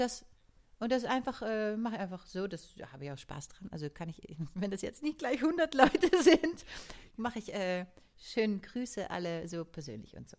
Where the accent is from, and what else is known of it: Netherlands; born or raised there; moved away